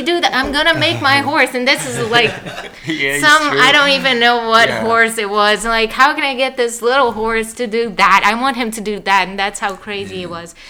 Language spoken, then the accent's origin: English; Salvador, Bahia, Brazil; moved away; I am from the northeast of the country. It's a state called Bahia. And the city is Salvador